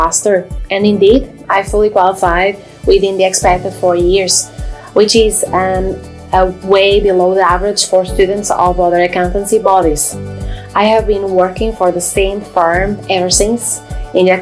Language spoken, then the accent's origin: English; Braga, Norte, Portugal; English is a second language; moved away as an adult; also born or lived in Derry, Northern Ireland; now in Northern Ireland, United Kingdom; Minho in Braga, Portugal, where I'm from